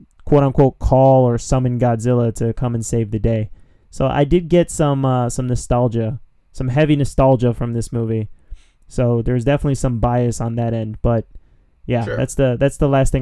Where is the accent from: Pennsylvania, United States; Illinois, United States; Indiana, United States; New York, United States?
Pennsylvania, United States; Philadelphia; moved away; When I used to live in my hometown of Philadelphia, shout-outs to Philly